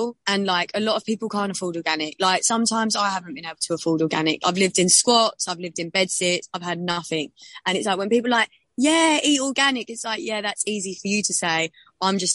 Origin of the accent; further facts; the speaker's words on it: London, United Kingdom; I grew up in South London